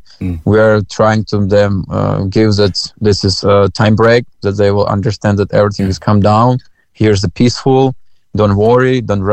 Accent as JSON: {"language": "English", "country": "Ukraine", "also_born_or_lived": "Uzhhorod, Ukraine"}